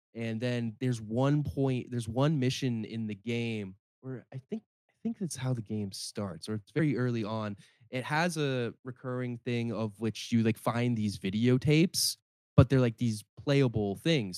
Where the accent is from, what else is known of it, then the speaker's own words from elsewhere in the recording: Cambridge, Ontario, Canada; my hometown, Cambridge, and also in Brantford